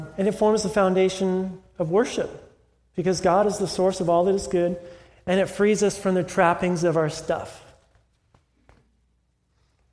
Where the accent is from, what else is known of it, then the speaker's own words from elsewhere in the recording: California, United States; moved away; I'm from California